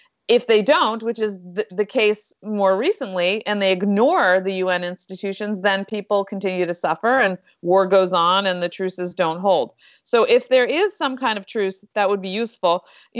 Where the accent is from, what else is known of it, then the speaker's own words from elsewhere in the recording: Westchester, New York, United States; I was from Westchester too, but I'll just leave it at that.